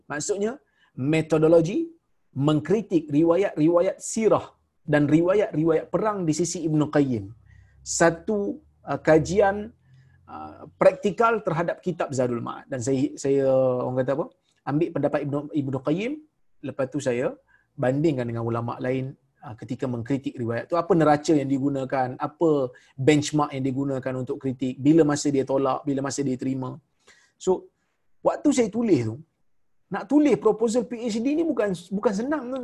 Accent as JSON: {"language": "Malay", "country": "Malaysia", "said": "Saya orang Melayu dia orang Jordan."}